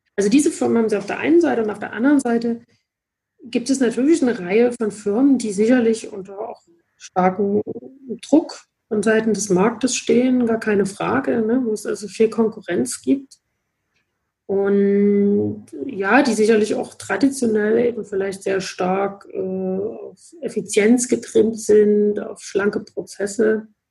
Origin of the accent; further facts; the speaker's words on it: Dresden, Saxony, Germany; ich komme auch gebürtig aus Dresden und habe dann hier auch äh, Psychologie studiert